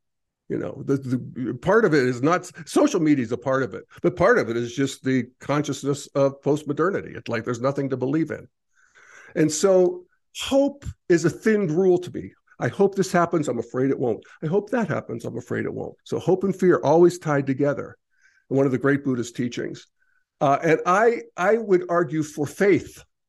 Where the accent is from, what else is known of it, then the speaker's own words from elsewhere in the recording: Pennsylvania, United States; I remember when I was a kid growing up in Redneck, Pennsylvania, I would say, I'm a citizen of the world. And people would say, no, you're an American.